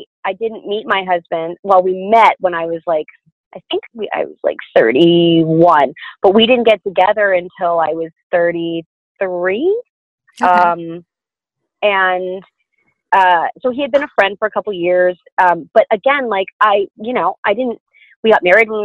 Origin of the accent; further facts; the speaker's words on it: the South, United States; I'm from the South.